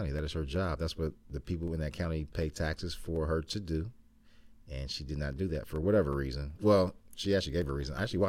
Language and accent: English; Ohio, United States; I'm from Ohio